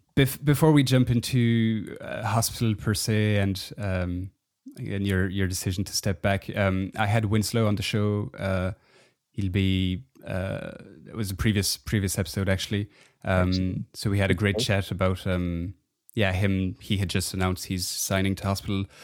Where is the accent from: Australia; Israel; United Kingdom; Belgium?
Belgium; I'm from Belgium